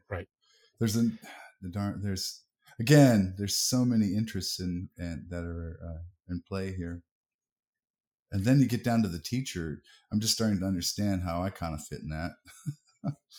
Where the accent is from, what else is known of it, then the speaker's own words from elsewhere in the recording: United States; we're all American